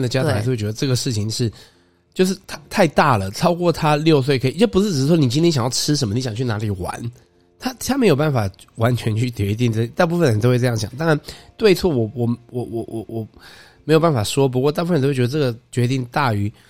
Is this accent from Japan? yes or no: yes; Japan; 也许就是因为我是日本人，我可能觉得就会因为。